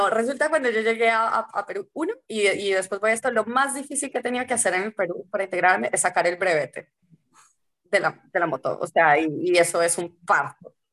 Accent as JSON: {"language": "Spanish", "country": "Colombia", "also_born_or_lived": "Washington, United States", "said": "yo que vengo de Colombia que, y venía de Washington, además, que las calles sí tenían nombres"}